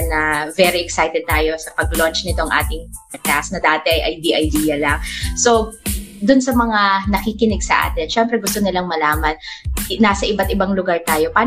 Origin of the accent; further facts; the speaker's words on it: Batangas, Calabarzon, Philippines; But we're all, all originally from Batangas.